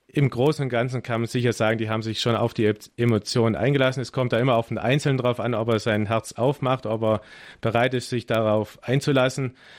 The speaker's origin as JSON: {"language": "German", "country": "Germany", "said": "als Deutsche und man ist ja Organisations Profi als Deutscher"}